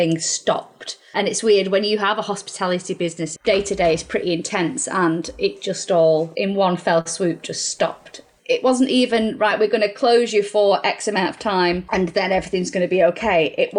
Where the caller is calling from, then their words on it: Warrington, North West England, United Kingdom; So I'm at home, which is kind of Warrington way. But obviously, my business is in Altrincham. So, South Manchester, Cheshire, if you like.